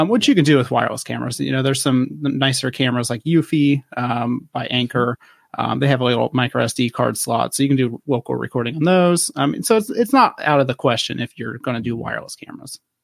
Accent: western Ohio, United States; I'm originally from the, the western side of Ohio

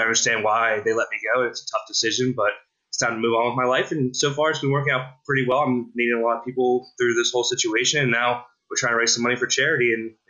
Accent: Pittsburgh, Pennsylvania, United States; I'm from Pittsburgh, so I grew up in Pittsburgh, and I wanted to work in Pittsburgh.

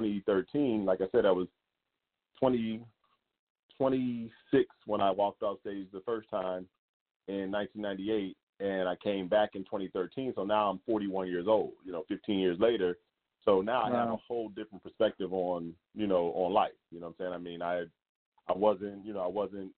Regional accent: the South, United States; also born or lived in Philadelphia, Pennsylvania; now in Las Vegas, United States; I also spent a lot of time in the South. So the majority of my, you know, my formidable years, high school years and everything like that, were spent in the South.

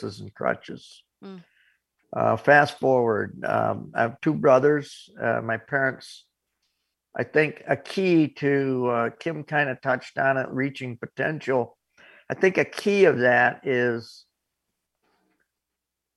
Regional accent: Corning, New York, United States; my hometown of Corning, New York

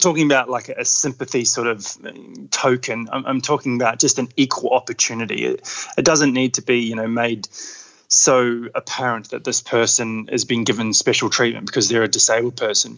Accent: Queenstown, Otago, New Zealand; now in Australia; I grew up in New Zealand in Queenstown, so had um, pretty adventurous upbringing.

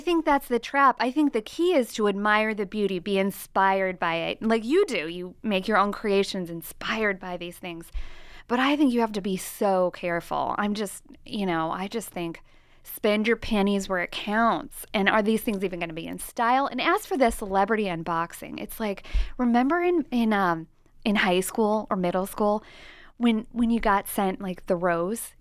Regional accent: Nebraska, United States; I am from Nebraska, okay? And I embrace, my attitude is Midwestern wisdom all the time

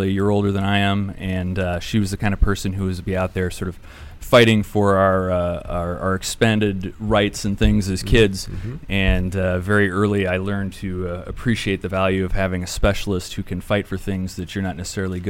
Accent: St. Cloud, Minnesota, United States; Originally from St. Cloud, Minnesota.

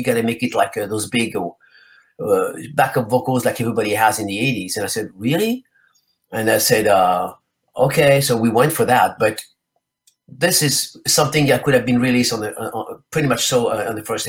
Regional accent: France; also born or lived in Spain; First of all, he's Italian, and I'm originally from France and Spain.

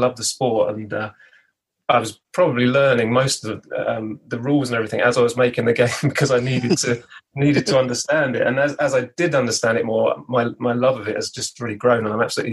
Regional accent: Buckingham, South East England, United Kingdom; I'm from the UK. I'm just outside a little town called Buckingham, not related to Buckingham Palace, but it's sort of middle of England. And yeah, I've grown up over in this sort of part of the world my whole life, really.

